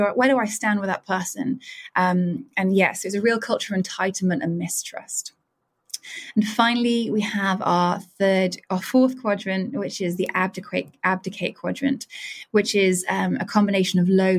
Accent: United Kingdom; I'm a Brit

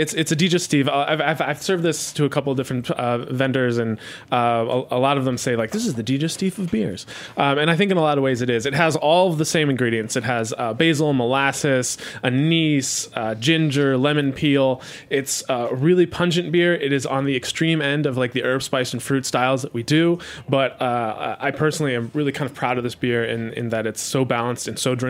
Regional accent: Cologne, North Rhine-Westphalia, Germany; we were drinking Pilsners most of the time or Kolsch because we're from Cologne, and those are the prominent beers there, and they're delicious.

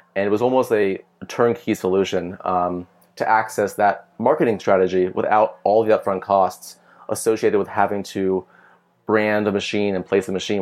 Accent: San Diego, California, United States; moved away as an adult; also born or lived in Cal Poly / Bay Area; now in Los Angeles, United States; I'm from San Diego

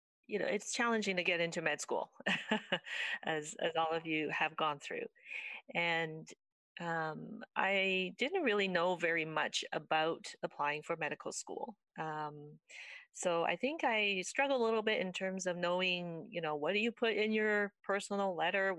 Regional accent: Richmond, British Columbia, Canada; also born or lived in Taiwan; I came to Canada when I was quite young from Taiwan, and I went to did all my schooling here actually I started off in Richmond. I went through school to the end of high school in Richmond

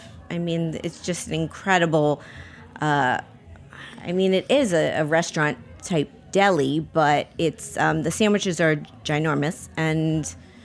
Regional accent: Miami, Florida, United States; born or raised there

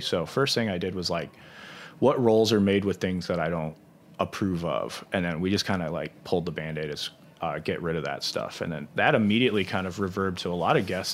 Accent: St. Louis, Missouri, United States; I'm still from Saint Louis

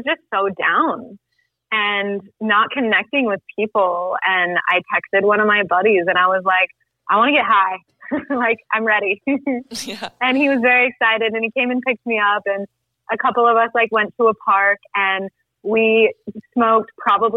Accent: Salt Lake City, Utah, United States; now in Mexico; I grew up in Salt Lake City. I'm kind of a nomad. I'm in Mexico right now.

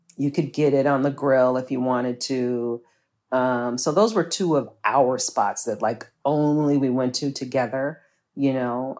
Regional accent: Chicago, Illinois, United States; born and raised here I'm a Chicagoan through and through

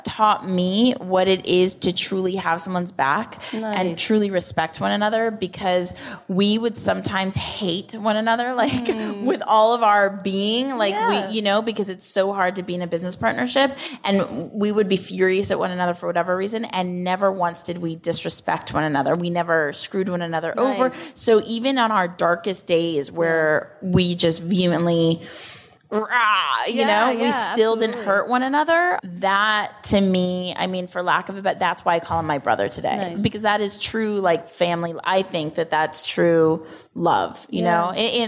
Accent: Los Angeles, California, United States; it is so obvious I'm from Los Angeles

